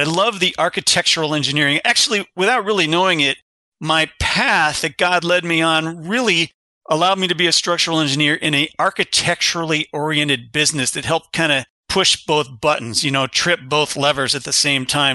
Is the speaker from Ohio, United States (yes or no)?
yes; Kensington, Ohio, United States; also born or lived in Berwyn, Illinois; I was born in Berwyn, Illinois, which is a little suburb of Chicago, lived there eight years, moved from a little lot, a little eighth acre lot with the Sioux Line Railroad station behind us. My dad was an engineer. We moved from Chicago area. He went to Illinois Institute of Technology. We moved from there to a sixty-acre farm in Kensington, Ohio, population three hundred and fifty